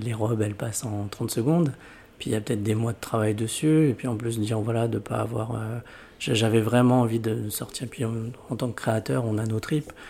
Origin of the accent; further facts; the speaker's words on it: Lyon, Auvergne-Rhône-Alpes, France; j'ai grandi à Lyon